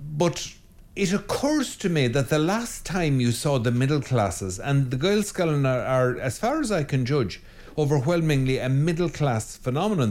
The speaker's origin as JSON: {"language": "English", "country": "Ireland", "said": "I'm an Irishman"}